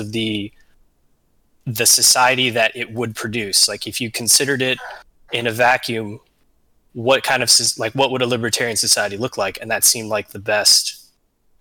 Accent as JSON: {"language": "English", "region": "Southern California", "country": "United States", "tie": "born or raised there", "said": "Growing up in SoCal and going through high school there"}